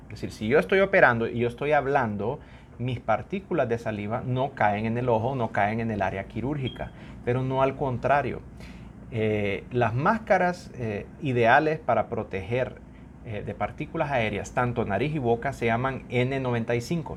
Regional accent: Honduras; uno como hondureño

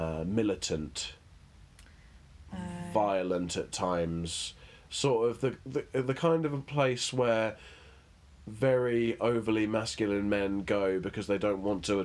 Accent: Kent, South East England, United Kingdom; moved away; also born or lived in Brighton; I was brought up in Kent, which is quite conservative, quite homophobic, quite racist.

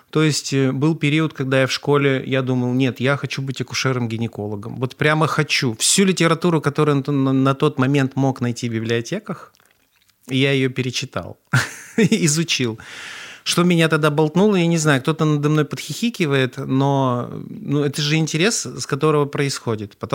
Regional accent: Perm, Perm Krai, Russia; also born or lived in Saint Petersburg; now in Kazan, Russia; какой-то такой интернациональный человек, который родился в Ленинграде, прожил на Урале всю сознательную жизнь и два года назад переехал в Казань, так что дитя мира.

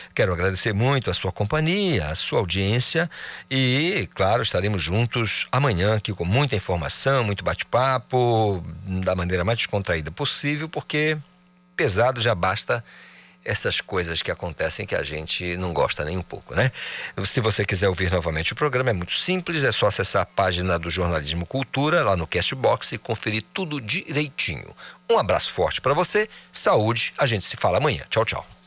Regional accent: Almeirim, Pará, Brazil; moved away; Passei boa parte lá da minha infância, adolescência, lá em Almerim, é uma cidade incrível

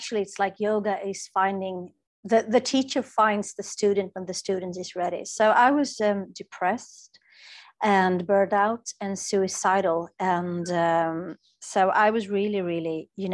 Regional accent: Sweden; English is a second language; I'm from Sweden

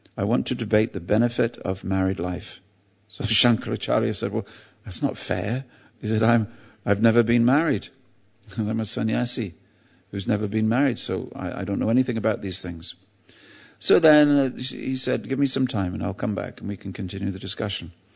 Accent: England, United Kingdom; I'm English

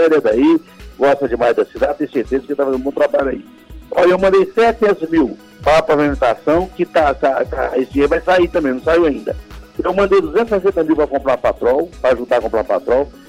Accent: Palmeiras de Goiás, Goiás, Brazil; born there; Nasci em Palmeiras, não, em Palmeiras aqui, a 100 quilômetros de Goiânia.

